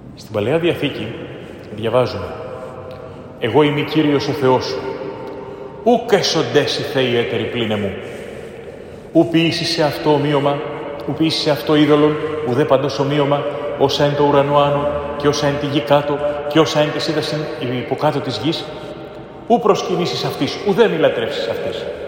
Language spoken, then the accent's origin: Greek; Greece; είμαι Έλληνας